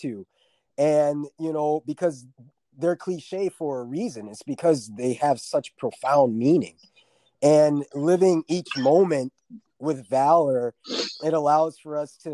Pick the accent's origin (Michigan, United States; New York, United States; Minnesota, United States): Minnesota, United States; born or raised there; also born or lived in Fort Stewart, Georgia / Havana, Florida